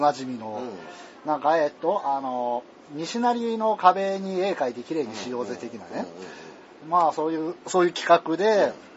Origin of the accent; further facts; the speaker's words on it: Tohoku, Japan; accent: Tohoku dialect; moved away; also born or lived in Kansai; 俺はベースが東北弁なんで